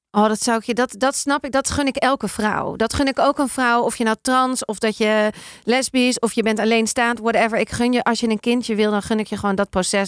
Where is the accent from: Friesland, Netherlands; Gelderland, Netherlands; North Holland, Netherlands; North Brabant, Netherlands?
North Holland, Netherlands; Amsterdam; Ik kom uit Amsterdam